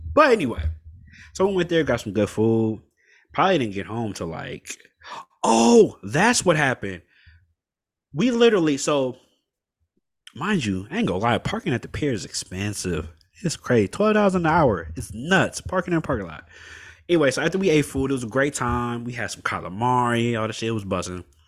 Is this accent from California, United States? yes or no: yes; Oakland, California, United States; I was born in Oakland